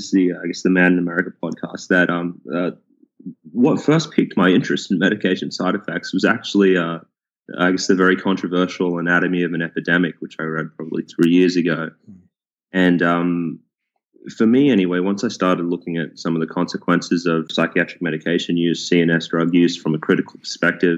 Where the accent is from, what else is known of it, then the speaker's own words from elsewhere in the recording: Sydney, New South Wales, Australia; moved away as an adult; also born or lived in Queensland; now in Houston, United States; I grew up in Sydney, Australia, and I went to the University of Queensland